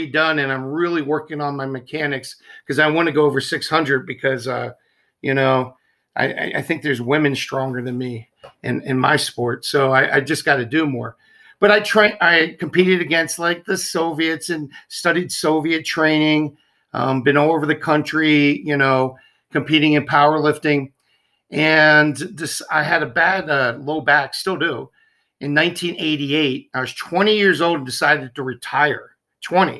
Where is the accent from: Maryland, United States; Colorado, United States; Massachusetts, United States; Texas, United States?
Maryland, United States; Baltimore; moved away; I'm East Coast. I'm from Baltimore originally.